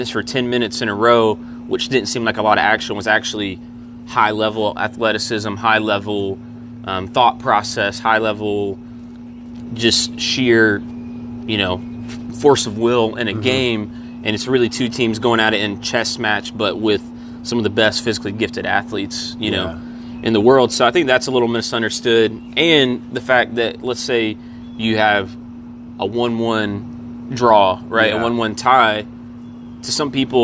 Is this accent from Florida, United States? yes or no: no; Central, South Carolina, United States; I grew up here in Clemson, really Central